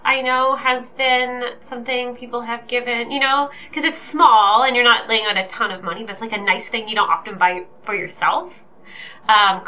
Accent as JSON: {"language": "English", "town": "Fredericton", "region": "New Brunswick", "country": "Canada", "said": "I'm from Fredericton, New Brunswick, in the unceded territory of the Listaquay"}